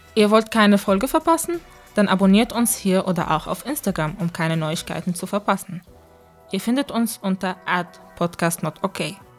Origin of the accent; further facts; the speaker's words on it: Germany; moved away; bin in Deutschland aber geboren und teilweise aufgewachsen